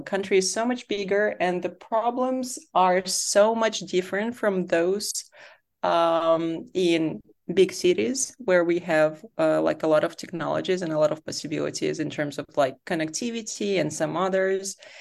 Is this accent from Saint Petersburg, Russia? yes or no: yes; Saint Petersburg, Russia; moved away as an adult; also born or lived in Berlin, Germany; I grew up in Saint Petersburg in Russia